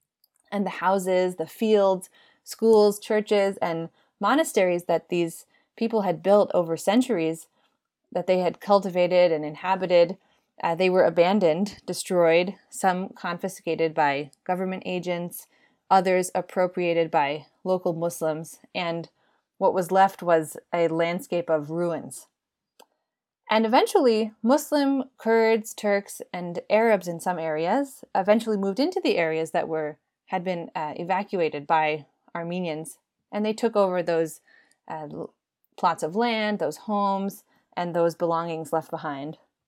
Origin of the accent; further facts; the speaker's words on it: United States; I myself am Armenian American. I was born and raised in the United States, as were my parents and three of my grandparents.